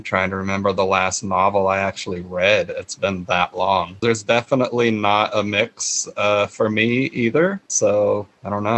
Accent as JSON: {"language": "English", "region": "Florida", "country": "United States", "tie": "born or raised there", "said": "I grew up in Florida"}